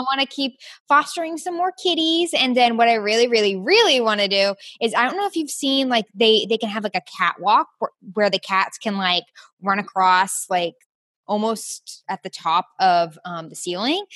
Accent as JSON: {"language": "English", "town": "Peachtree City", "region": "Georgia", "country": "United States", "tie": "born or raised there", "also_born_or_lived": "Orlando, Florida / Athens, Georgia / South Carolina", "moved": "as an adult", "lives_now": "Houston, United States", "said": "I grew up in Peachtree City, Georgia"}